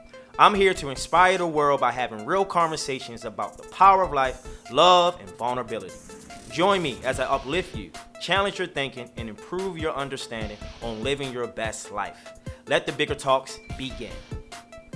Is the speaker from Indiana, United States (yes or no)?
no; Baltimore, Maryland, United States; I'm from Baltimore. When I was 17, before basketball games, I was eating McChickens